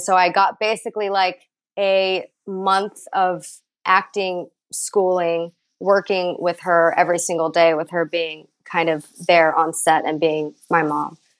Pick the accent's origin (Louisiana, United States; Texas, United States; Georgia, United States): Texas, United States; Dallas; now in Los Angeles, United States; I am from Texas, but I've I've been out here for about eleven years now